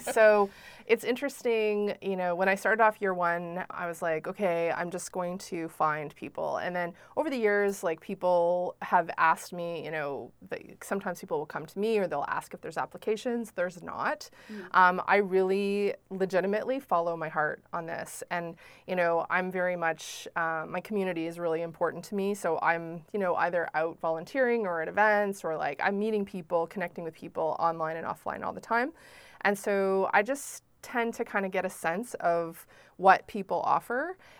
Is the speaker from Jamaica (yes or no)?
no; Prince Edward Island, Canada; we're all from Prince Edward Island